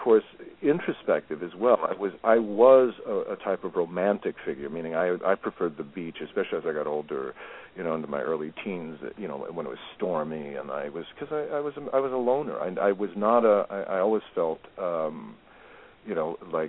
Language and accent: English; Malibu, California, United States; I grew up around the Malibu Art Association